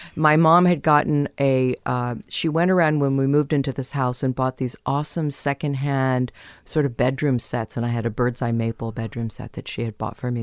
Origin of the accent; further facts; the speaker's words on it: San Diego, California, United States; also born or lived in Kansas; I was born in Kansas and then we moved to San Diego.